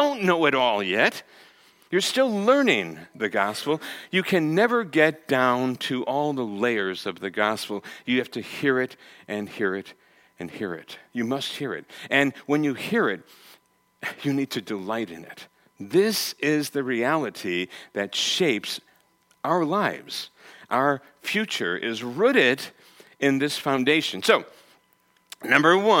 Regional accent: Connecticut, United States; I'm from the East Coast, I'm from Connecticut

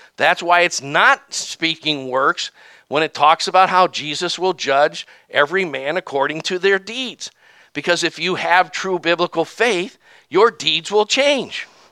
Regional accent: the South, United States; I'm from the South

